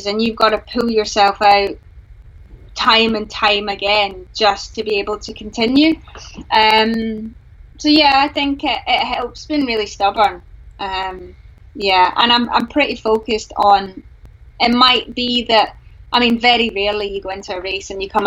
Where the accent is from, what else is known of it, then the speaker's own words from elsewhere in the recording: Glasgow, Scotland, United Kingdom; I'm from Glasgow